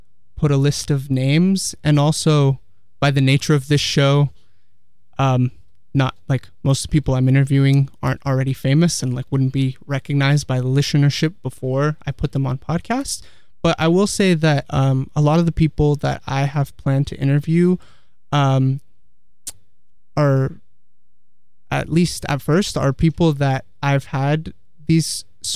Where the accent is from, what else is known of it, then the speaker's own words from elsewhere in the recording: Palo Alto, California, United States; also born or lived in Santa Cruz; I grew up in Palo Alto, and I lived here for most of my life